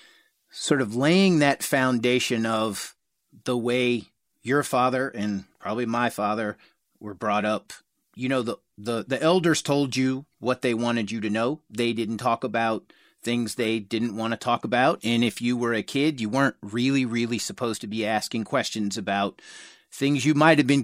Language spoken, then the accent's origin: English; Charlotte, North Carolina, United States; I grew up in Charlotte, North Carolina